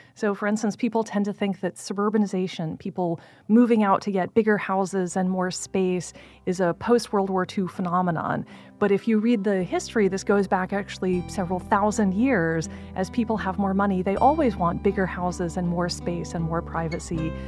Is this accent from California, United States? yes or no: no; Blacksburg, Virginia, United States; moved away; I grew up in Blacksburg, Virginia, which is a small college town in the southwest part of the state.